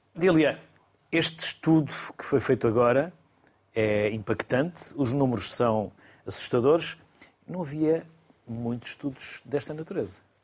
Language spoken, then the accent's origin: Portuguese; Porto, Norte, Portugal; mas eu também sou do Porto, trabalho em João, mas sou do Porto.